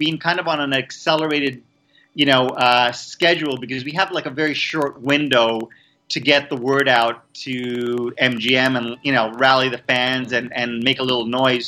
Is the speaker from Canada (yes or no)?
yes; Montreal, Quebec, Canada; moved away as an adult; also born or lived in Vancouver; I was actually born in Montreal, Canada